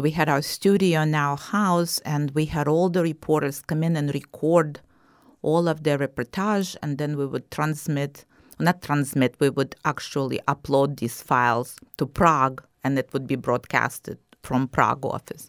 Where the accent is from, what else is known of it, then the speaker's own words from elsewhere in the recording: Kyiv, Ukraine; moved away as an adult; also born or lived in New York; now in Southwest Florida, United States; I was born and raised in Kyiv, and I pronounced it in the Russian way, not in the Ukrainian way.